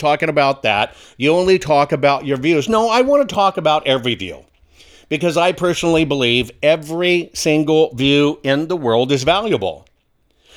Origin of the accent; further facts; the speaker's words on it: Arkansas, United States; I'm from Arkansas.